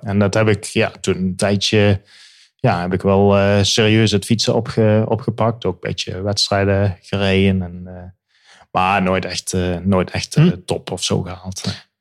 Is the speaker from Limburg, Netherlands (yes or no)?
yes; Limburg, Netherlands; moved away as an adult; also born or lived in Birmingham, England; now in England, United Kingdom; ik kom uit Limburg.